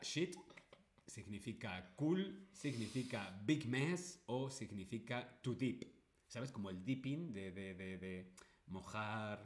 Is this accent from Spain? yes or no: yes; Spain; yo soy de España.